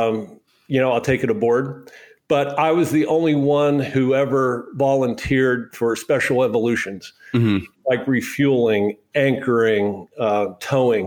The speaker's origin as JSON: {"language": "English", "town": "Altoona", "region": "Pennsylvania", "country": "United States", "also_born_or_lived": "Annapolis, Maryland", "moved": "as an adult", "lives_now": "Miami Beach, United States", "said": "I'm from Altoona, Pennsylvania, and I played football."}